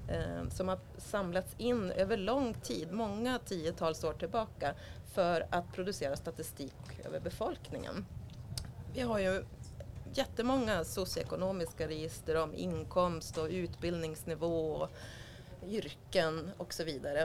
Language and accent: Swedish; Sweden; numera i Sverige där jag kommer ifrån